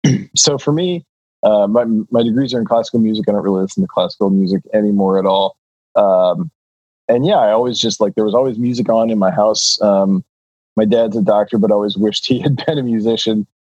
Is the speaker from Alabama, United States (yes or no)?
no; Des Moines, Iowa, United States; I grew up in Iowa.